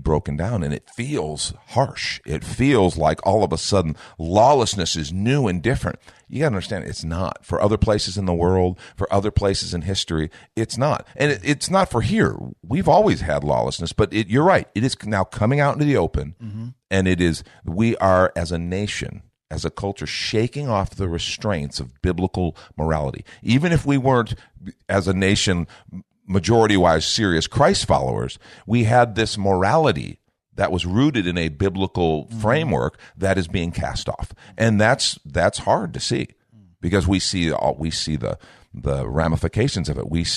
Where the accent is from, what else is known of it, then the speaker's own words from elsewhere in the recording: United States; You and I grew up in an America